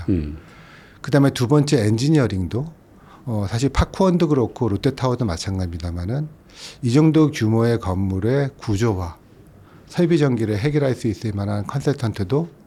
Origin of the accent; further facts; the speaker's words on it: South Korea; 저는 이제 한국 사람이니까 글로벌이라는 평가는 못 하겠지만